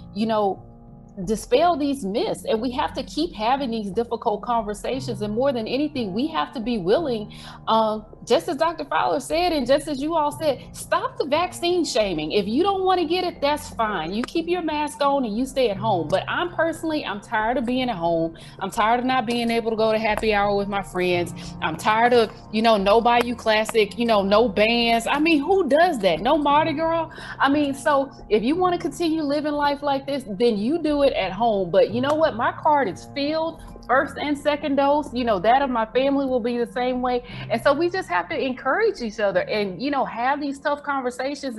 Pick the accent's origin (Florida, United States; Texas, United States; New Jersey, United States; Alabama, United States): Alabama, United States; Mobile; my hometown